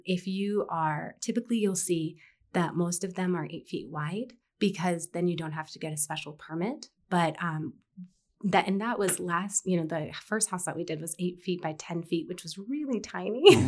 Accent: Fort Collins, Colorado, United States; grow up in Fort Collins and experience, like, K through twelve

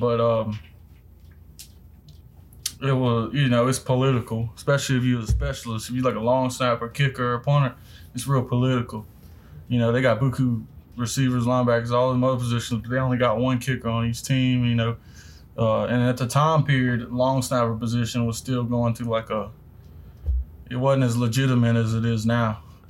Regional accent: Port Allen, Louisiana, United States; Born and raised in West Baton Rouge in Port Allen, Louisiana.

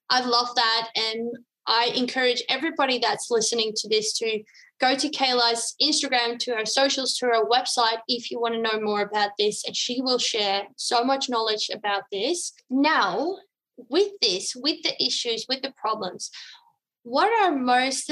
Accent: Netherlands; now in Australia; I'm from the Netherlands originally

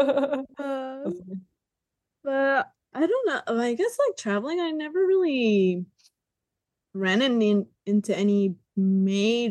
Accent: United States; I'm American

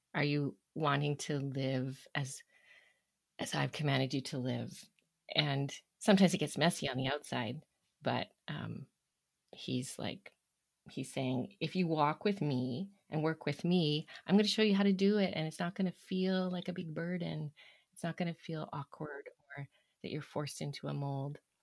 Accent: Toronto, Ontario, Canada; now in Alberta, Canada; I grew up in Ontario, the Toronto area, and I've been in Alberta now for, hmm, well, the majority of my life

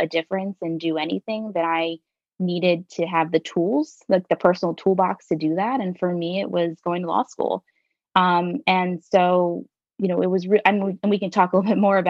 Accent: Pennsylvania, United States; also born or lived in North Wilmington, Delaware; now in Wilmington, United States; I live in North Wilmington, right by Brandywine High School. But I grew up over the line in Pennsylvania.

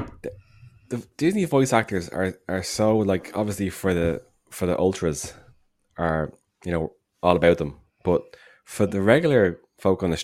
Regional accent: Ireland

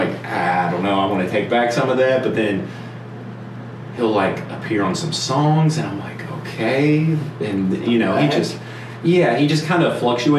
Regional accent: United States; as an American

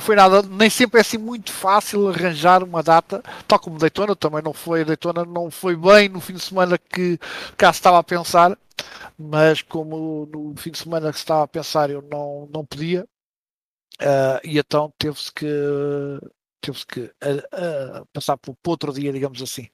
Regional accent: Mafra, Lisbon, Portugal; eu também sou de Mafra

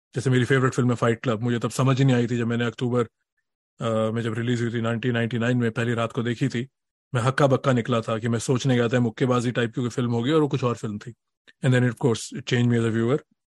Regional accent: Delhi, India; moved away as an adult; now in Boston, United States; मैं दिल्ली से हूँ

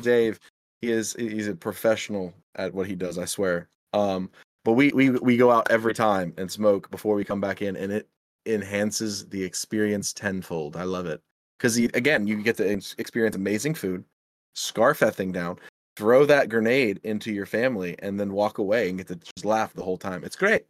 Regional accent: Midwest, United States; I'm a Midwesterner

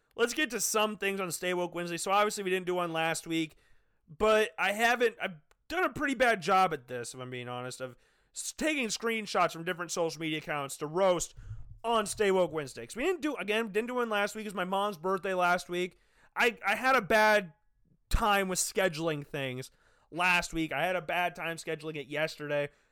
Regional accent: Des Moines, Iowa, United States; now in Cedar Falls, United States; I'm from Des Moines

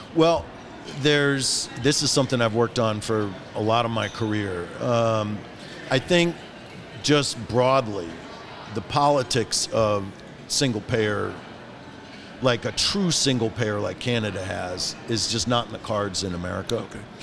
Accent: Detroit, Michigan, United States; I grew up in Detroit, right downtown, four blocks from Motown

